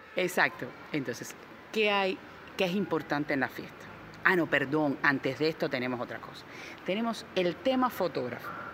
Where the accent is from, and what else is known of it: Cuba